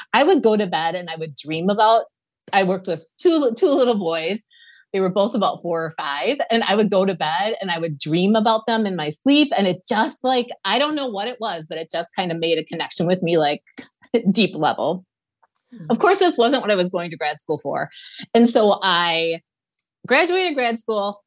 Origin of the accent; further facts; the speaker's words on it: Wisconsin, United States; we're from Wisconsin, Lisa and I are from Wisconsin